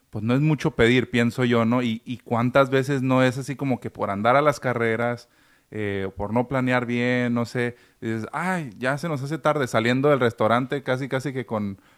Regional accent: Mexico; Pero ahora sí que como mexicanos, la mala costumbre

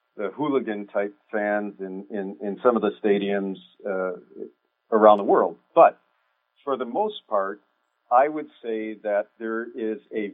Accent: Detroit, Michigan, United States; also born or lived in Kansas City metro area; now in Kansas City, United States; I'm from the Detroit area originally, and I am actually proud of that, even though right now I live in Metro Kansas City

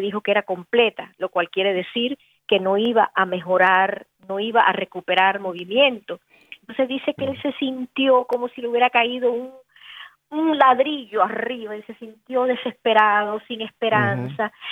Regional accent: Connecticut, United States; moved away; me recuerda tanto a mi niñez, porque yo viví en Connecticut

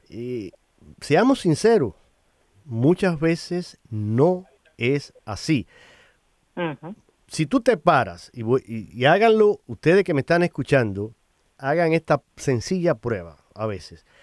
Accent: Cuba; now in United States; ahora tú y yo somos inmigrantes y vivimos aquí en Estados Unidos y tú vienes de Colombia, yo vengo de Cuba

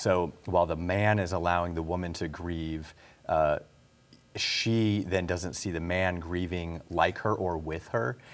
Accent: Illinois, United States; now in North Carolina, United States; we're both from Illinois

